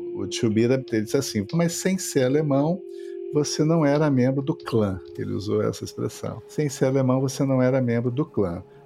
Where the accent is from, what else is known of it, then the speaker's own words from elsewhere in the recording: Porto Alegre, Rio Grande do Sul, Brazil; bairros da periferia de Porto Alegre, onde eu cresci